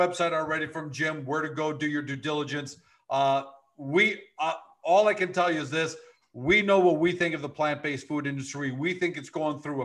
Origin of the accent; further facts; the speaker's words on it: Canada; I'm Canadian